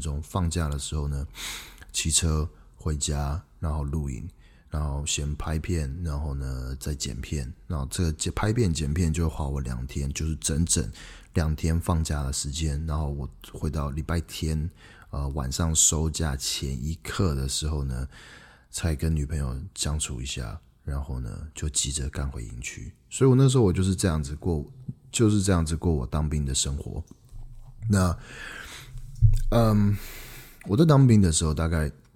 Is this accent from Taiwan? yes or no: yes; Taiwan; moved away; also born or lived in Canada; 我从加拿大回来，那个时候是二零一四年的十月三十一号，万圣节那一天。嗯，当我回到台湾的时候呢